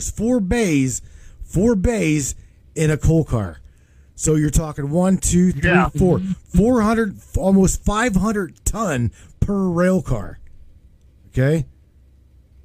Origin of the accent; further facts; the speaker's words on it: West Virginia, United States; I grew up in West Virginia on strip mines as well as lumber